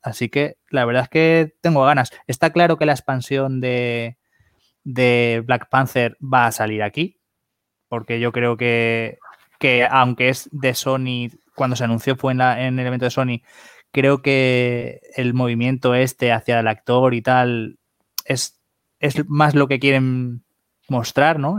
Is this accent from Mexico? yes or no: no; Spain; somos de España